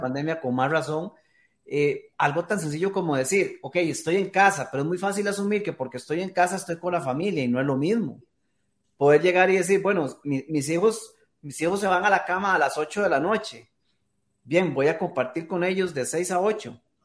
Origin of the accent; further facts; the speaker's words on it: Costa Rica; acá en mi país, en Costa Rica